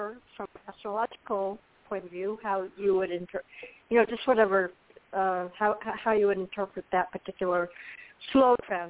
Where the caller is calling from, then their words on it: Florida, United States; Florida, March 15th.